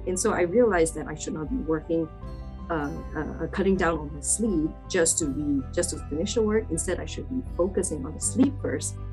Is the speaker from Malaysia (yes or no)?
yes; Malaysia; moved away as an adult; also born or lived in Dublin, Ireland; now in United States; I'm originally from Malaysia